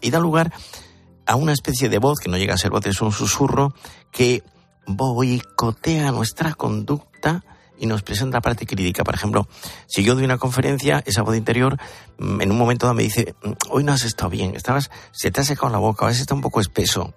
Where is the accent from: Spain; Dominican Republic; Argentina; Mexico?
Spain; Andalusia; yo soy andaluz